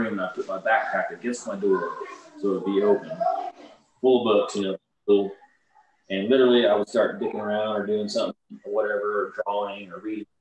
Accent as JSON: {"language": "English", "region": "Oklahoma", "country": "United States", "said": "I'm from Oklahoma. Yes, I've lived in a trailer"}